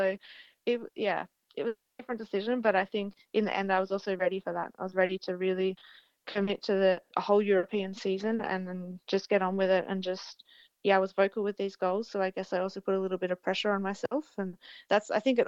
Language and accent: English; Australia; as an Australian rider